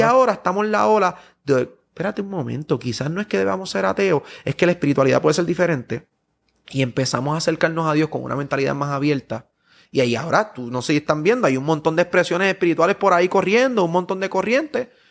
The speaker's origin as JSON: {"language": "Spanish", "country": "Puerto Rico", "said": "yo sigo siendo puertorriqueño"}